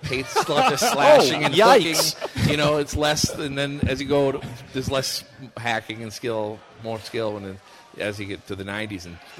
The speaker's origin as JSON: {"language": "English", "region": "East Coast", "country": "United States", "moved": "as an adult", "lives_now": "St. Louis, United States", "said": "I came here in 96, and it was... I'm from the East Coast, and you know what the East Coast people are like. They're a little different. But St. Louis is so nice, and it's a great place to live"}